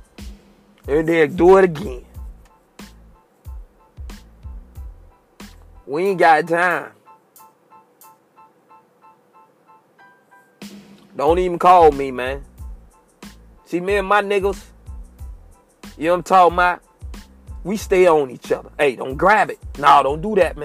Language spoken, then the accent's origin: English; United States; I was born and raised in Sable Palm, G19 apartment, Bucktown.